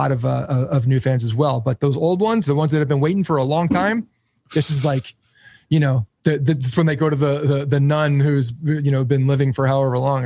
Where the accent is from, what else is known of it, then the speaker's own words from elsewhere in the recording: Bergen County, New Jersey, United States; I grew up in North Jersey, so I'm from Bergen County